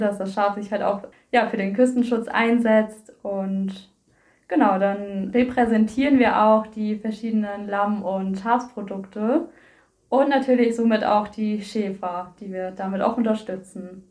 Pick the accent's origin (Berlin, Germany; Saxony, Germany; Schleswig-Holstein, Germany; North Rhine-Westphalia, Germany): Schleswig-Holstein, Germany; Koldenbüttel; Ich komme aus Kolmüttel